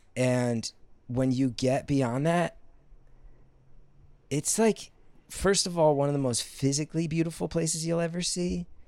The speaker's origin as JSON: {"language": "English", "town": "West Orange", "region": "New Jersey", "country": "United States", "tie": "born or raised there", "also_born_or_lived": "New York", "moved": "yes", "said": "Well, I'm from Essex County. Whitney's from Newark, raised in East Orange. I'm born and raised in West Orange."}